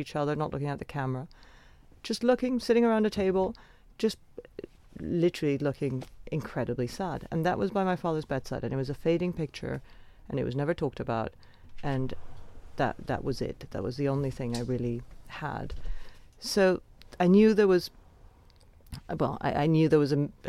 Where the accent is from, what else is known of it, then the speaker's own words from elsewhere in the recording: Venezuela; I grew up in Venezuela with a very mysterious father